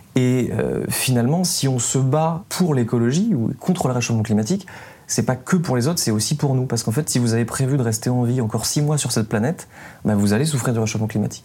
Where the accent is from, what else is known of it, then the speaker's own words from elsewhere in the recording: south-east France, France; je viens du sud-est de la France